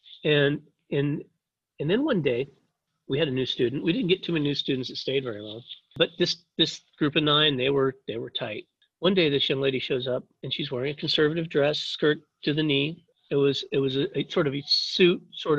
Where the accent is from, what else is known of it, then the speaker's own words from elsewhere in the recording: Kansas, United States; moved away as an adult; also born or lived in Taiwan; I grew up in Kansas, farm boy sort of thing, middle of nowhere, Kansas